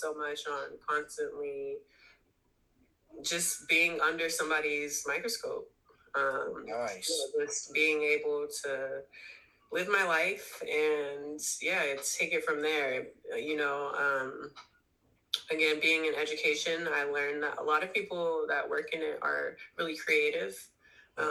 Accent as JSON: {"language": "English", "area": "the Bay Area", "region": "California", "country": "United States", "also_born_or_lived": "Sacramento, California", "said": "I'm from the Bay"}